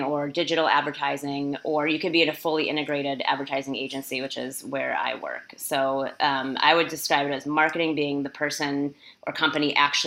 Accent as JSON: {"language": "English", "region": "Midwest", "country": "United States", "tie": "born or raised there", "also_born_or_lived": "Minneapolis, Minnesota", "said": "I live in Minneapolis, Minnesota. I grew up in the Midwest in the United States"}